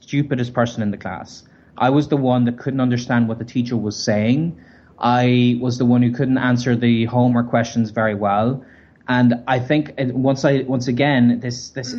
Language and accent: English; Ireland; moved away; also born or lived in Berlin; from Ireland.